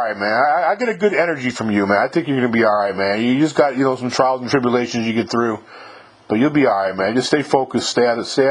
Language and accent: English; New York, United States; moved away as an adult; I'm from New York myself